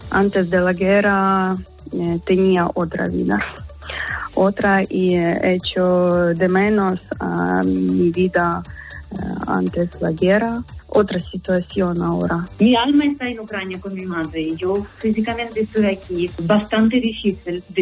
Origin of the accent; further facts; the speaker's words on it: United States; now in Muros, Spain; Bueno, yo me crié en los Estados Unidos y estudié en los Estados Unidos, vine para aquí, me casé y fui ama de casa